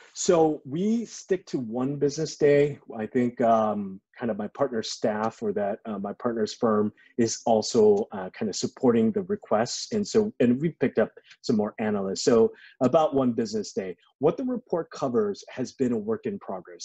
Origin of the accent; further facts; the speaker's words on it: Los Angeles, California, United States; I grew up in LA. Uh, I grew up in Koreatown